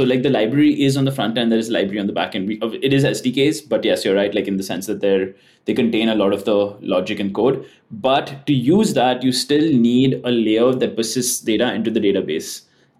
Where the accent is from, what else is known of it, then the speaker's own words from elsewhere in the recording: India; moved away as an adult; I'm actually moving. So I'm from India, but I'm currently moving to SF.